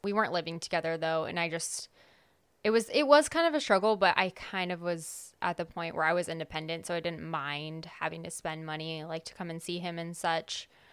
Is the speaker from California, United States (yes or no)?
yes; California, United States; moved away; I'm from California